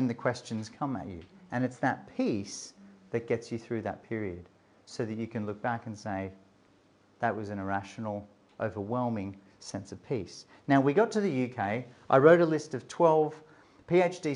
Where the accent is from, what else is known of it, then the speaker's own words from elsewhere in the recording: Australia; also born or lived in Melbourne / Durham; I'm an Australian